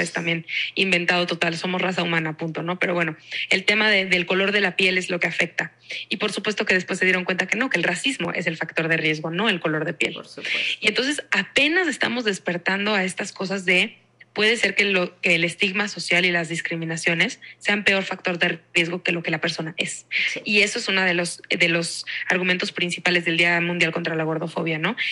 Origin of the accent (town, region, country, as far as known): Mexico